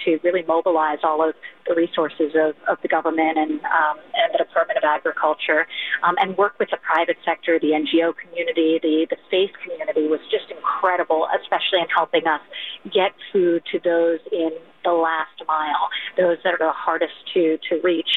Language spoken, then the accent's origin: English; New York, United States; as a New Yorker